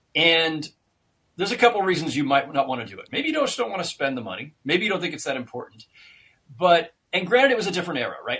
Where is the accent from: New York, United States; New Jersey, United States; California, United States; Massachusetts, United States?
California, United States; Bay Area; moved away as an adult; also born or lived in Los Angeles; as a kid growing up in the Bay Area, I was raised to you know despise all things